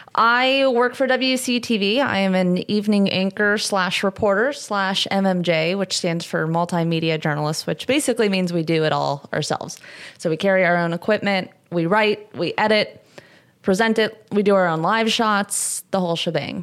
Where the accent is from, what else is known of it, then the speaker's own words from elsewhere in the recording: Southern California, United States; I'm from Southern California